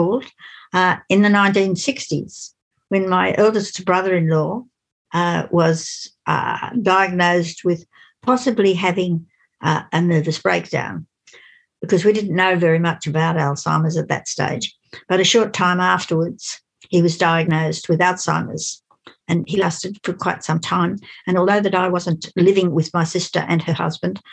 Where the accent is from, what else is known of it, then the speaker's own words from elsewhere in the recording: Sydney, New South Wales, Australia; also born or lived in Mudgee, New South Wales; I was born in Sydney. I was at St George Girls High School at Cogra in 1941.